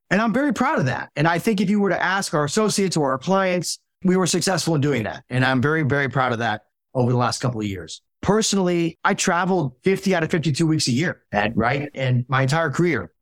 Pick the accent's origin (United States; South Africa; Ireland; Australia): United States; Dallas, Texas; also born or lived in Hartford, Connecticut / Milwaukee; So I grew up in Dallas, North Dallas, originally from Hartford, Connecticut, though